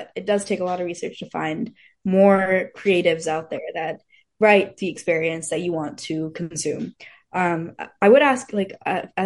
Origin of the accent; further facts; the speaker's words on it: Fremont, California, United States; I was born in like Fremont, so it's a very like it's majority Asian population. So I had a lot of Indian friends. I grew up with a lot of Indian people